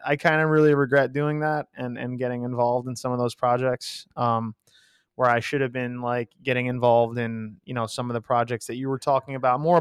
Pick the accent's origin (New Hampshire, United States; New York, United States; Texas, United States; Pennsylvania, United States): New York, United States; a half American, half Greek boy from New York